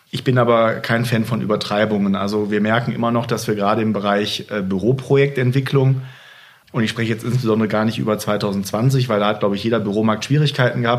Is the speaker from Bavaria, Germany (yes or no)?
no; North Rhine-Westphalia, Germany; Und ich dann sage, ja, ich komme aus dem Ruhrgebiet, dann kommen oft die mitleidsvollen Blicke.